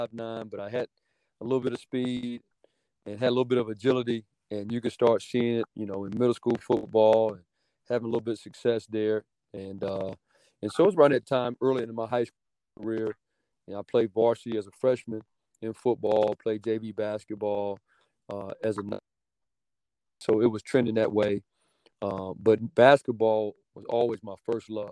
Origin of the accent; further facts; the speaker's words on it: Oxford, North Carolina, United States; moved away as an adult; also born or lived in Mississippi; now in Oxford, Mississippi, United States; that's my home state and, where I was born and raised